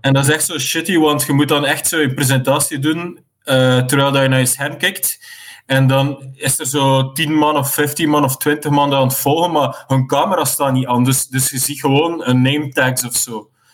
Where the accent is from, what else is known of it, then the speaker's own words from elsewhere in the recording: West Flanders, Belgium; ik kom uit West-Vlaanderen